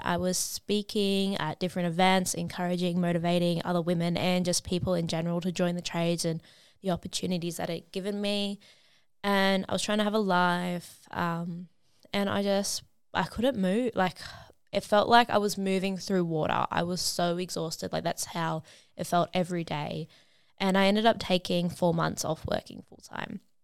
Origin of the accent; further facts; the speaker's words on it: Sydney, New South Wales, Australia; I am from Sydney, Australia